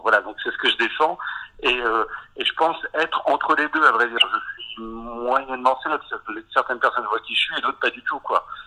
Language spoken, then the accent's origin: French; Breton, Brittany, France; moved away; also born or lived in Rouen; en tant que breton